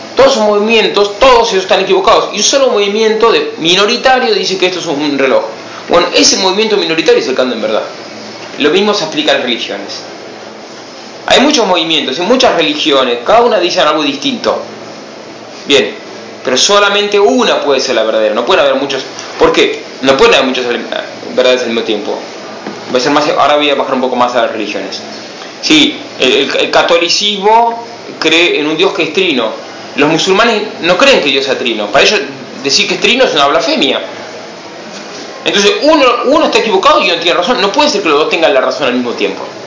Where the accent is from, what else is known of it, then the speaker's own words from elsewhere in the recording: Buenos Aires, Argentina; moved away; Soy argentino, soy de Buenos Aires